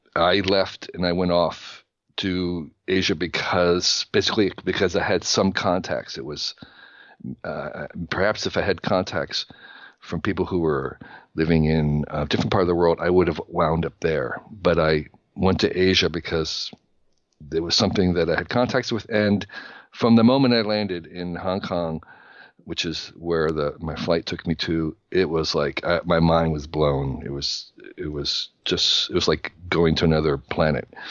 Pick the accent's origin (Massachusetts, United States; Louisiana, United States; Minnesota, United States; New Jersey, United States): New Jersey, United States; I grew up in New Jersey in the sixties